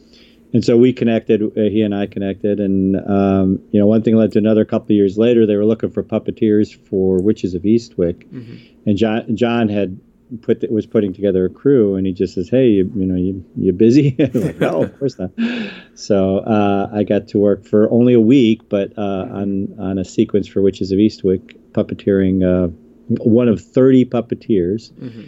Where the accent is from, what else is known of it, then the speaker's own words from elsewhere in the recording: Chicago, Illinois, United States; moved away as an adult; now in California, United States; I grew up in Chicago, so there wasn't much of a film industry at that point when I grew up there.